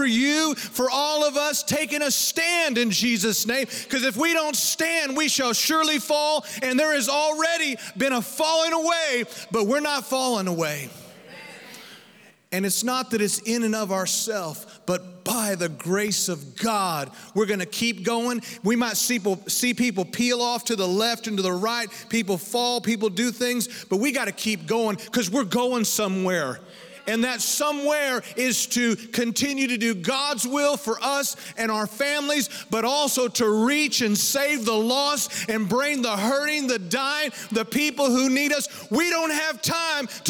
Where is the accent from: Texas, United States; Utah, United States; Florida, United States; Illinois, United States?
Texas, United States; Dumas; Dumas, Texas, my hometown